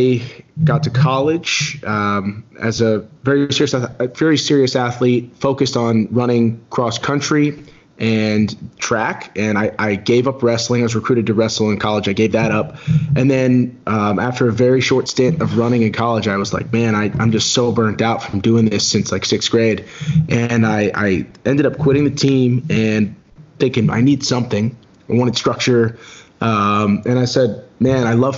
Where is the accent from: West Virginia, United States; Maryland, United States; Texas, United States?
Maryland, United States; I grew up in Maryland